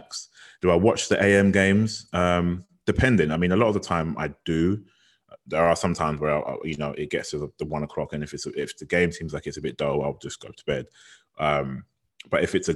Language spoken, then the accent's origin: English; London, United Kingdom; I'm from North London